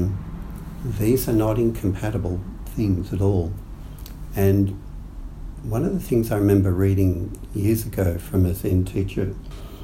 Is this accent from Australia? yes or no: yes; Australia; growing up in Australia